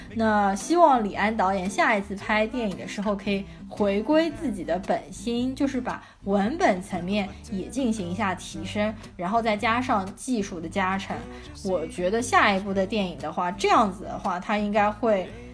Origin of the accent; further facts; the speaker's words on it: China; 我们中国人